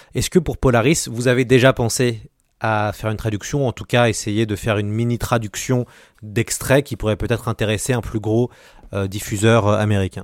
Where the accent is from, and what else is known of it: France